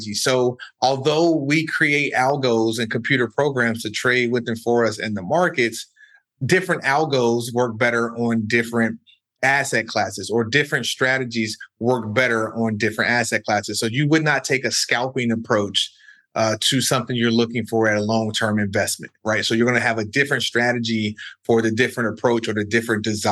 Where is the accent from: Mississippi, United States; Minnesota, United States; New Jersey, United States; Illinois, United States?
Illinois, United States; Chicago; moved away as an adult; also born or lived in New York / California; I'm originally from the South Side of Chicago